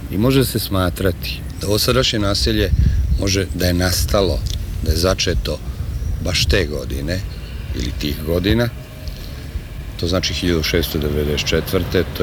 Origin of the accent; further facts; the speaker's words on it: Novi Sad, Vojvodina, Serbia; Ja sam inače doktor tehničkih nauka, rođen sam ovde u jednom lepom kraju koji se zove Rotkvarija.